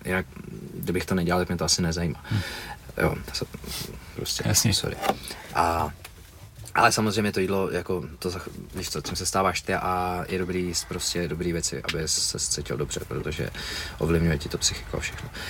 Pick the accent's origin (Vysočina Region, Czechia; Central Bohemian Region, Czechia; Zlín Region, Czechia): Central Bohemian Region, Czechia; Mnichovo Hradiště; now in Prague, Czech Republic; já jsem byl z Hradišti